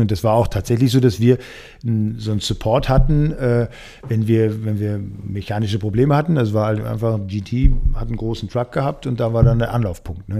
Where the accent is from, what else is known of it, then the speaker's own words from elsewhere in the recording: Dortmund, North Rhine-Westphalia, Germany; moved away as an adult; now in Munich, Germany; ich komme aus, also bin gebürtig in Dortmund groß geworden